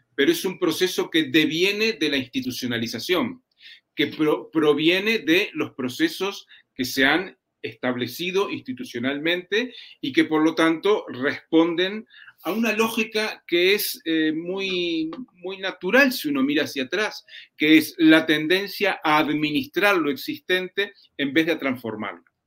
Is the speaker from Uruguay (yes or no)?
yes; Uruguay; en mi país, en Uruguay